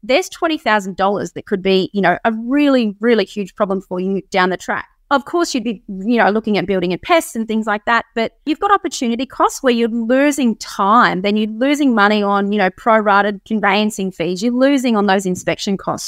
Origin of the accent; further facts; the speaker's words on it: Sunshine Coast, Queensland, Australia; also born or lived in Canberra; I'm still on the Sunshine Coast. I, I, um, I was born in Canberra, but we moved out of there